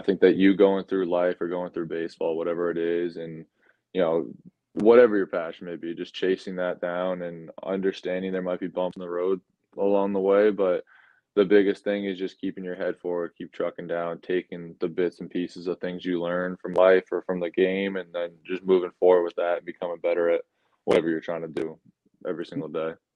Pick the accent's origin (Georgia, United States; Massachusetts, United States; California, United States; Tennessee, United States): Massachusetts, United States; Sutton; moved away as an adult; also born or lived in Maryland / Nashville; I grew up in Massachusetts. I'm from Sutton, a smaller town right outside of Worcester, Massachusetts